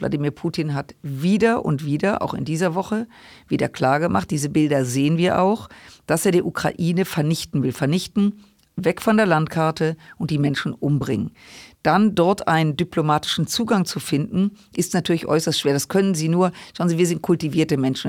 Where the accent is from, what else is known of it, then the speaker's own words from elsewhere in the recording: Germany; wir als Deutsche